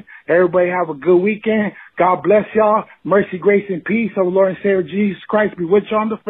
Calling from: California, United States; Yo, what up? I'm calling from Southern Cali.

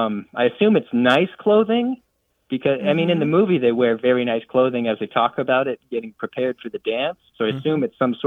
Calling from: Gainesville, Florida, United States; I'm calling from Gainesville, Florida.

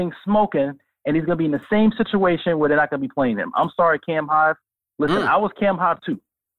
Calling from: Brooklyn, New York, United States; from Brooklyn.

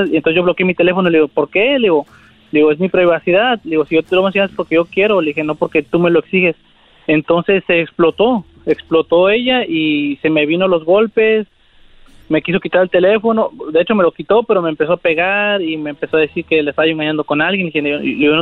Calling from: Coachella, California, United States; Les hablo aquí de, de Cochela.

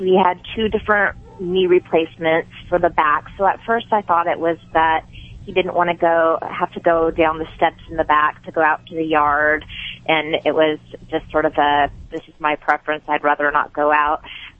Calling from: Bellingham, Washington, United States; From Bellingham.

